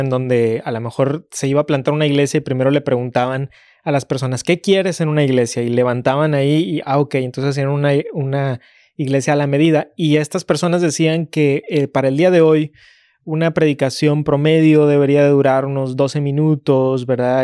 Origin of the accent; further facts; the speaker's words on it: Mexico; Como mexicano